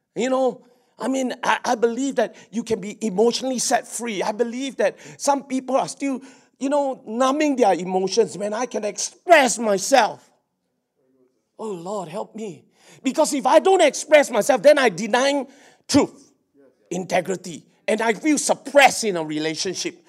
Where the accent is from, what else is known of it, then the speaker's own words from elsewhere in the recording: Singapore; I'm a Singaporean.